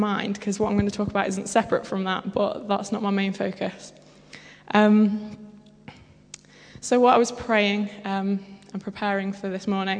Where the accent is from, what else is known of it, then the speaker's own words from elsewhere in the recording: Derbyshire, East Midlands, United Kingdom; I come from Derbyshire, which is possibly the greatest place ever